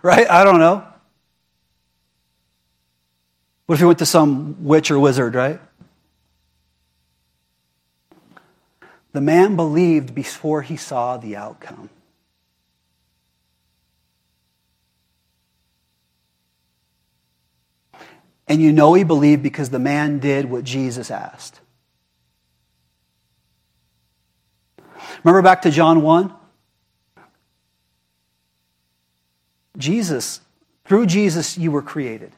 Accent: United States; I am American

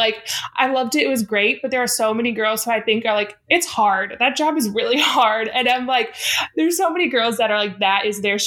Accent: Denver, Colorado, United States; now in Los Angeles, United States; I'm from Denver, Colorado

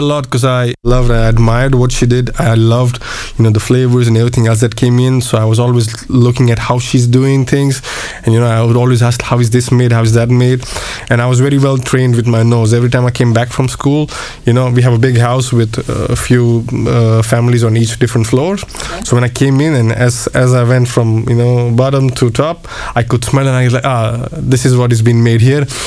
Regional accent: Mumbai, Pune, Maharashtra, India; moved away as an adult; also born or lived in Switzerland / United Kingdom / Košice, Slovakia; now in Bratislava, Slovakia; born and brought up in India, uh, in the in the West

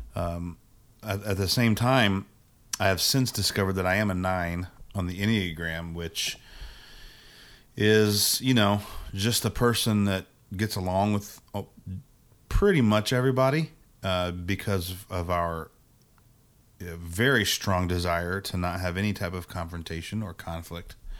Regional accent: Indiana, United States; also born or lived in Virginia; I grew up in Indiana

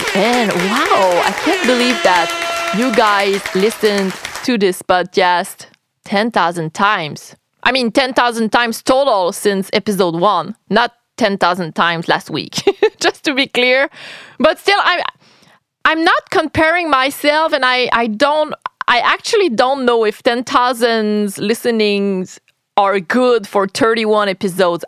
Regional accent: Quebec, Canada; I'm French Canadian. I'm Quebecoise, to be more precise

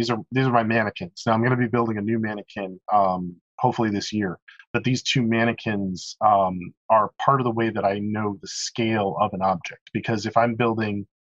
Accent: Hartford, Connecticut, United States; I grew up in Connecticut.

